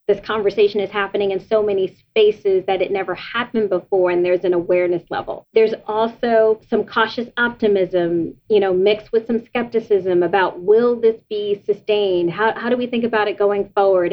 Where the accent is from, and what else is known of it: United States; born or raised there